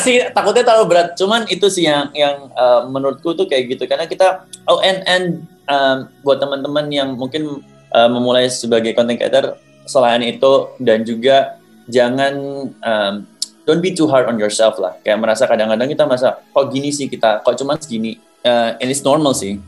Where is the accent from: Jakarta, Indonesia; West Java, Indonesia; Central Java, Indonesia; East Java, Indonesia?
East Java, Indonesia; Surabaya; Aku orang Surabaya, jadi ngomongnya aku kamu